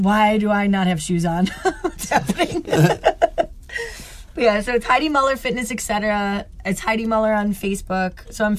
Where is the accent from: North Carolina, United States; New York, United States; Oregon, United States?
New York, United States; Rochester; also born or lived in California; We're from Rochester.